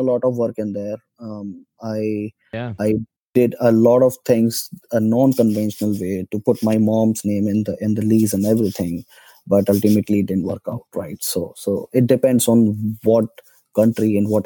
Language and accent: English; India; moved away; I'm citizen of India. It's my home country.